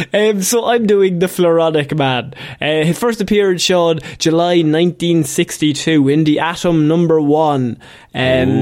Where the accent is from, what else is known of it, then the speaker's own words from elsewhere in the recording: Ireland; We grew up in Christianity, Ireland